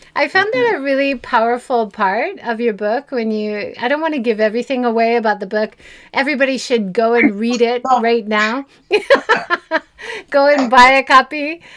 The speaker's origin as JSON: {"language": "English", "region": "Hawaii", "country": "United States", "moved": "yes", "lives_now": "Japan", "said": "I'm originally from Hawaii"}